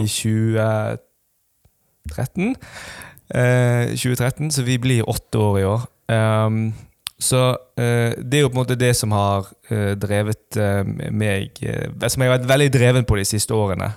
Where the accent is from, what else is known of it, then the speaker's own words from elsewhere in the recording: Western Norway, Norway; Vi er jo vi er stolte vestlendinger. Ja. Iallfall jeg. er Veldig stolt vestlending